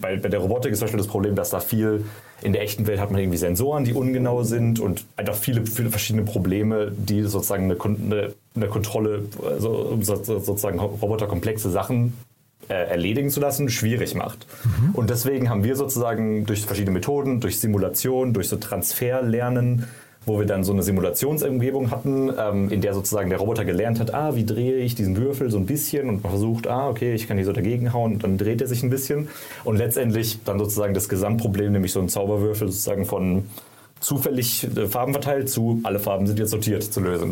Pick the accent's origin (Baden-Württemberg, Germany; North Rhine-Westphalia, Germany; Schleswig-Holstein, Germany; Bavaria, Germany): Baden-Württemberg, Germany; Karlsruhe; moved away as an adult; also born or lived in San Francisco